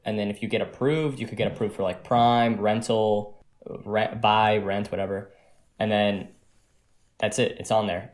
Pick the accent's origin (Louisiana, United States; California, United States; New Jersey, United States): New Jersey, United States; I'm from New Jersey, and me and Danny from New Jersey